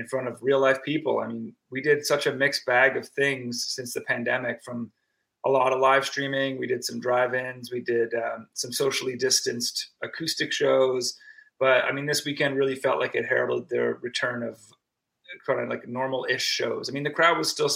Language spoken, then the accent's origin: English; Antigonish, Nova Scotia, Canada; also born or lived in Toronto, Canada; now in Hamilton, Canada; we're from Antigonish, Nova Scotia, the Highland Heart.